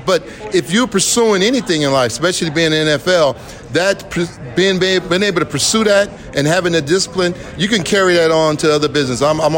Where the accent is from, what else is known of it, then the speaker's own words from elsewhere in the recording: Las Vegas, Nevada, United States; Growing up in Las Vegas and for this youth now today to have this opportunity, it's an exciting time for them.